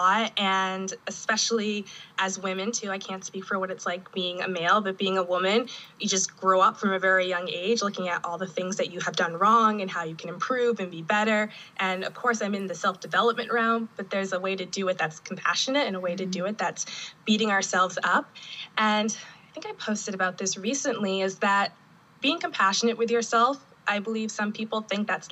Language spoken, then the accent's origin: English; New Hampshire and Maine, New England, United States; moved away as an adult; now in Vermont, United States; I grew up in New Hampshire and also Maine as well. So very New England.